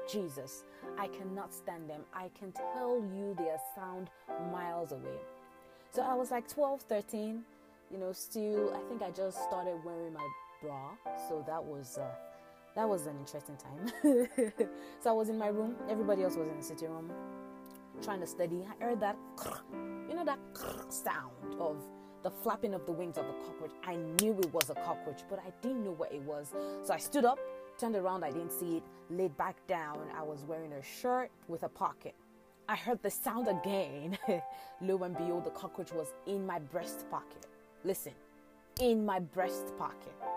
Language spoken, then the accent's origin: English; Ibadan, Oyo, Nigeria; Growing up in Agbowo, Ibadan, again, Nigeria